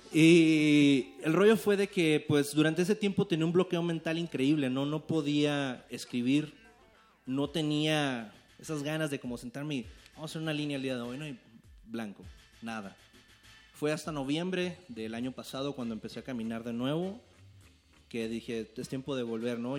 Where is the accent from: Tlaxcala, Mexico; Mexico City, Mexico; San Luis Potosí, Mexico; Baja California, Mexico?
Baja California, Mexico; Tijuana; yo vengo de Tijuana, Baja California. el 664 está en la casa.